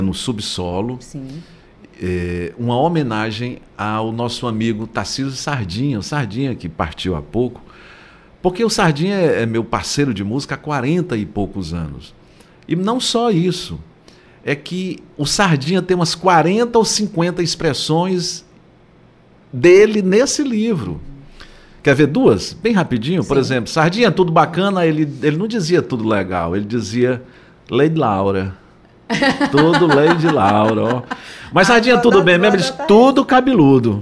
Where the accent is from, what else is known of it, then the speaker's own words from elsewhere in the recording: Fortaleza, Ceará, Brazil; eu sou de Fortaleza